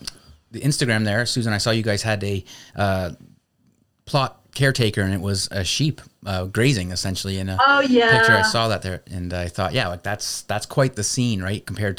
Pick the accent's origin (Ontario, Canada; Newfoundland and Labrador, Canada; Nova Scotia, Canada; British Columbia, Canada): Ontario, Canada; southwestern; I grew up in the Carolinian forest area here in southwestern Ontario, and I just have I realize now I have a natural connection with that landscape, right?